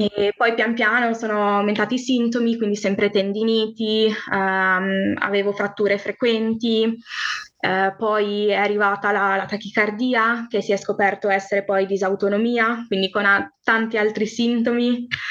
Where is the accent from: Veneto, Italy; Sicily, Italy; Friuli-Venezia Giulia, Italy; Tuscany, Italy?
Friuli-Venezia Giulia, Italy; sono del Friuli, Venezia Giulia